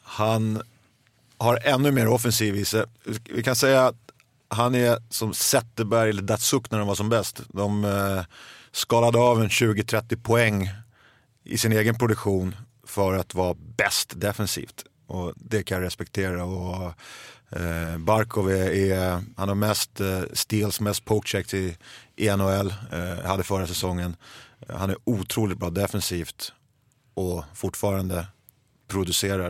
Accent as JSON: {"language": "Swedish", "town": "Stockholm", "region": "Stockholm County", "country": "Sweden", "tie": "born or raised there", "said": "Jag är uppvuxen i södra Stockholm"}